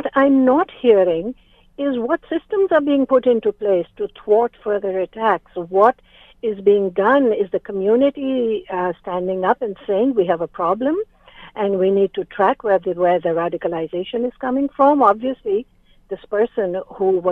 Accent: Canada; As Canadian citizens

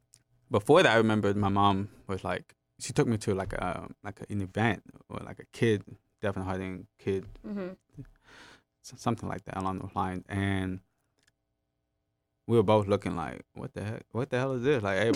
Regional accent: Jamaica; So he was hard to hear, just like me, and we're both Jamaican.

